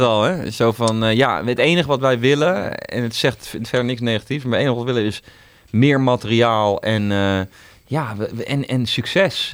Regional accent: Netherlands; ik ben ook zelf een Nederlander

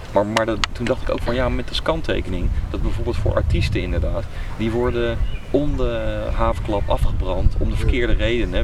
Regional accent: Netherlands; ik ben ook gewoon Nederlander

